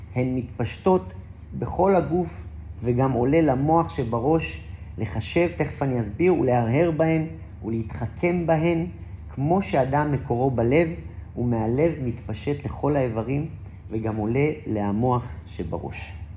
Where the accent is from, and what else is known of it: Safed, Northern District, Israel; born or raised there